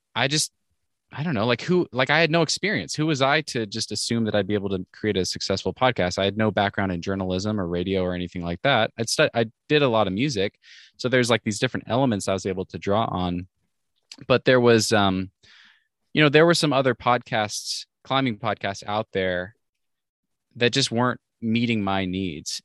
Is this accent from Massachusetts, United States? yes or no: no; Washington, United States; moved away as an adult; also born or lived in Oregon; I grew up in Washington State